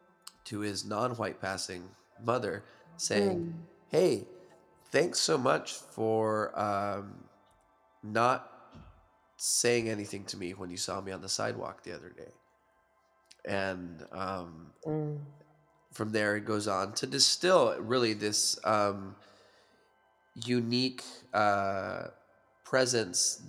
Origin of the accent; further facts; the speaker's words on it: United States; now in Canada; I'm Mexican American, neither Mexican nor American. I live in Canada